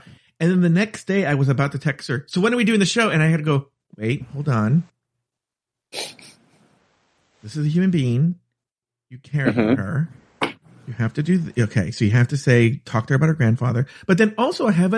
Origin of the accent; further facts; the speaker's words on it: United States; I'm very American